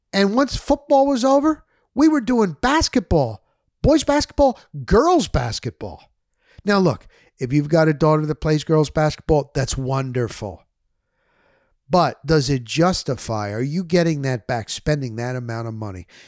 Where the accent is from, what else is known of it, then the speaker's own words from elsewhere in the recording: New Jersey, United States; moved away as an adult; also born or lived in Florida; I was coming from Jersey